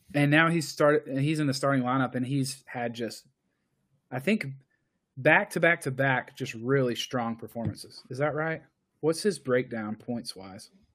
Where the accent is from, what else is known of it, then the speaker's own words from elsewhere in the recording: United States; as an American